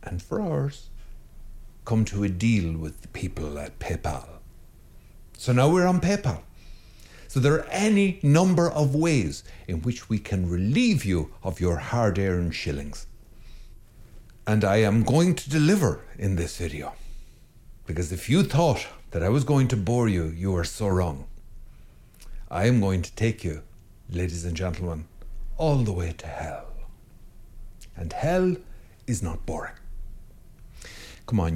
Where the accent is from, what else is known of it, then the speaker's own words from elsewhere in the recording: Ireland; I'm Irish